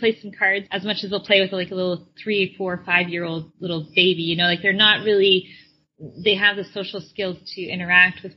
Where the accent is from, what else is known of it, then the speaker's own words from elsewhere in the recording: Canada; moved away as an adult; also born or lived in Florida; we're originally from Canada